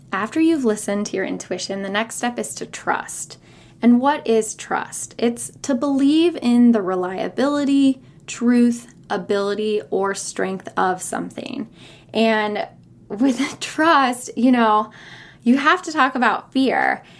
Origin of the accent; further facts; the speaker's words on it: California, United States; moved away as an adult; also born or lived in San Francisco / North Carolina / Raleigh / Chapel Hill; I was born and raised in California